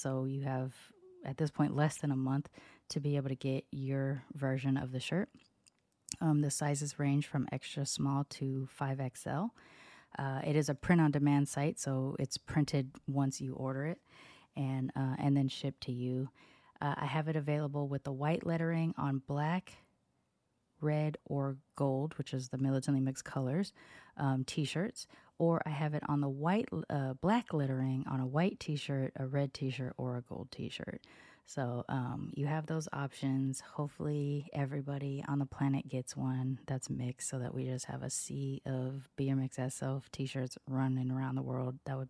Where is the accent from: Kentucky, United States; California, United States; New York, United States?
California, United States; Long Beach; also born or lived in Sacramento; And so even though I was born in Sacramento, I tell everybody I'm from Long Beach because that's kind of when my personality developed. I was living in North Long Beach on the border of Compton in the late 80s, early 90s.